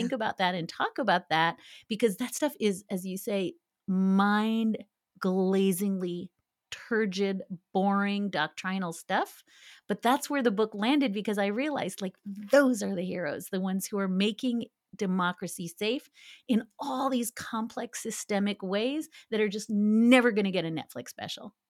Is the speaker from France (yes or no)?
no; Canada; now in United States; being Canadian